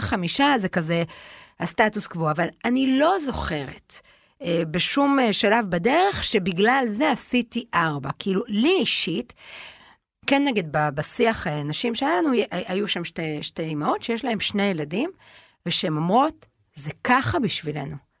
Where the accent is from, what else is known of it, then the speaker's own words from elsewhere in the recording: Tel Aviv, Tel Aviv District, Israel; הרי אנחנו גדלנו בתל אביב